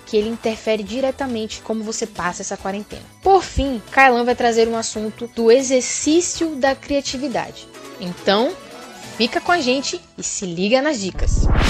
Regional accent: Bahia, Brazil; Brasileiro, baiano

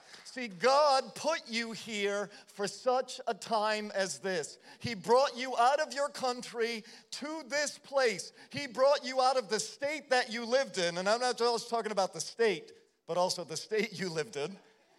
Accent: New England, United States; also born or lived in Holland; Oftentimes, growing up in New England, I heard people say the stupidest things.

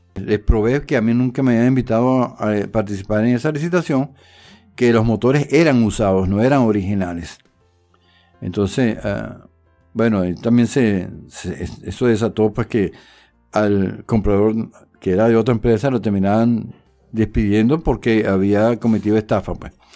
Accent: Caracas, Capital District, Venezuela; moved away as an adult; also born or lived in Puerto Ordaz; yo eh, soy de Caracas y me desarrollé, después que salí de la universidad fui a trabajar a, Puerto Ordaz

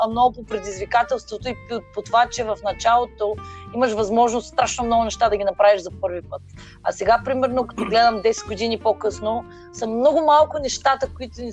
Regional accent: Varna, Varna Province, Bulgaria; Но аз съм си от Варна, може би да го оставим софийския диалект и да си говоря на варненско.

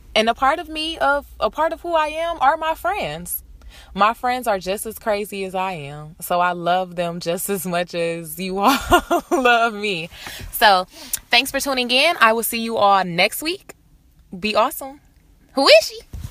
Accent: Detroit, Michigan, United States; moved away as an adult; now in Los Angeles, United States; I'm from Detroit. I'm live in LA. I've been in LA for four years

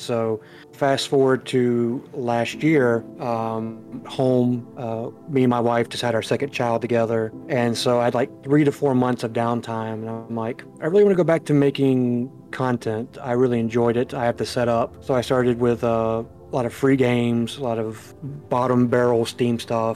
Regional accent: United States; I'm from the United States. I live on the east side of the United States

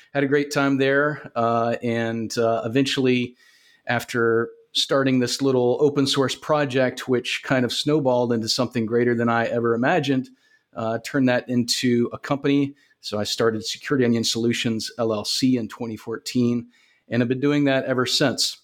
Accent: Augusta, Georgia, United States; I was, uh, born and raised in Augusta, Georgia. Lived here all my life

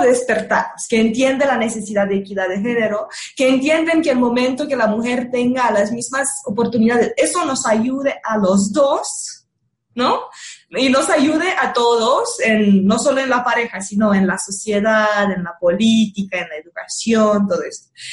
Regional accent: Romania; moved away; yo soy rumana

